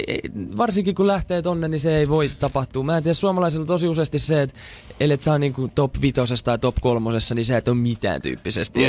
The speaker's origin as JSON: {"language": "Finnish", "town": "Turku", "region": "Southwest Finland", "country": "Finland", "accent": "Turku dialect", "said": "mä puhun Fluently Turun murretta"}